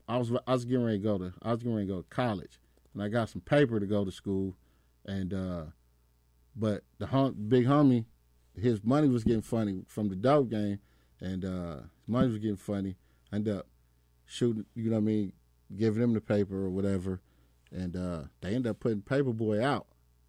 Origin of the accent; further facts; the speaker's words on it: Compton, California, United States; So when I started DJing and shit, like … they knew I was from Compton, so they put the town together.